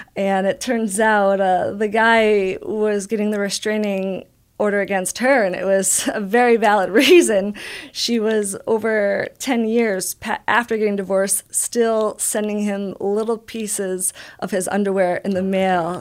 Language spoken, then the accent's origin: English; Albany, New York, United States; moved away as an adult; also born or lived in Buffalo, New York; now in San Diego, United States; I grew up in Albany, New York